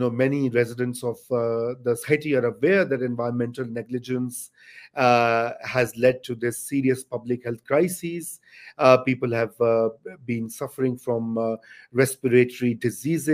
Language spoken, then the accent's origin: English; Lahore, Punjab, Pakistan; I come from Lahore